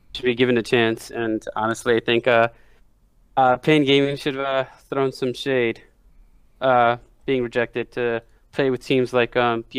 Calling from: New York City, New York, United States; New York City as always.

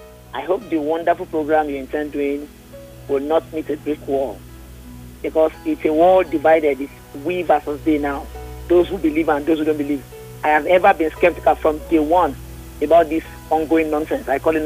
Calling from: Isolo, Lagos, Nigeria; from Isolo.

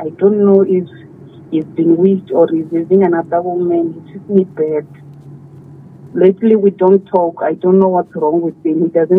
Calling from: Limpopo, South Africa; From Toyambo, Limpopo.

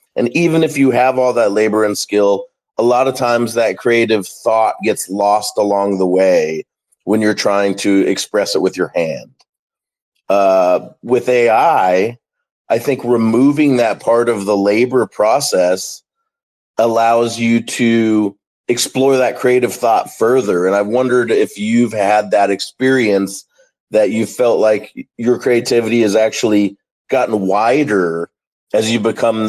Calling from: Dallas, Texas, United States; I'm calling from Dallas, Texas.

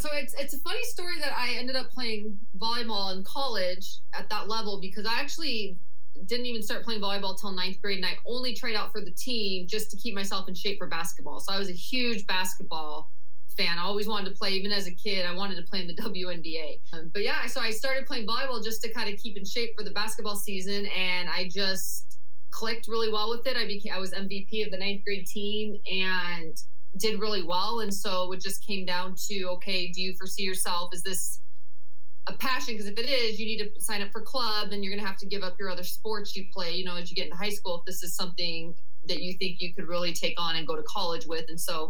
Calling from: Scottsdale, Arizona, United States; I am joining you from sunny Scottsdale, Arizona.

